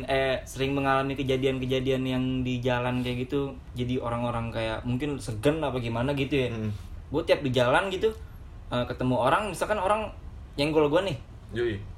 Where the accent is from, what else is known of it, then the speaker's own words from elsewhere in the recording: West Java, Indonesia; kalau nyokap gue kebetulan kan gue dari Jawa bagian West nih